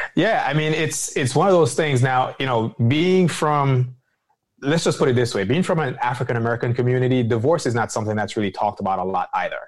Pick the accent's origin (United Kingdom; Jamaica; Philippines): Jamaica; moved away; being Jamaican as well, as far as, you know, an immigrant that came to this country